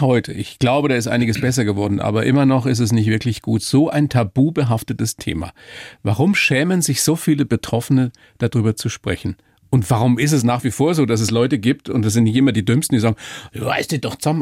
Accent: Weiden, Bavaria, Germany; ich bin aus Weiden

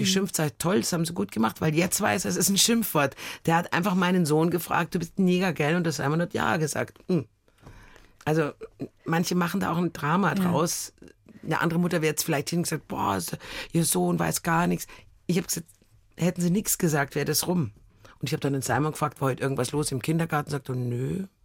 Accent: Munich, Bavaria, Germany; ich bin aus München

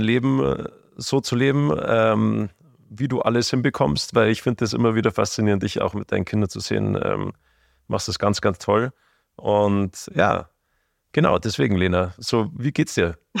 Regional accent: Bavaria, Germany; wir kommen ja aus Bayern, gell, und da unten im Süden

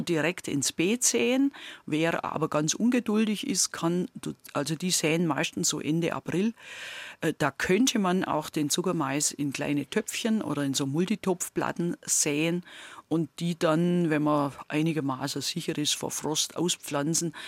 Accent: near Gundremmingen, Bavaria, Germany; accent: Swabian; moved away; also born or lived in Lower Franconia; bei uns in der Nähe, wo ich aufgewachsen bin, steht ja in Sichtweite das Atomkraftwerk Gundremmingen

